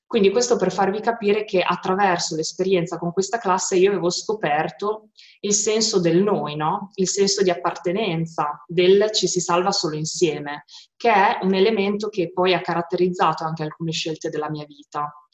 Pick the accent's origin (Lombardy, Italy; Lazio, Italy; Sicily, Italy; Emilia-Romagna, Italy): Emilia-Romagna, Italy; Modena; sono di Modena e ho quasi 37 anni.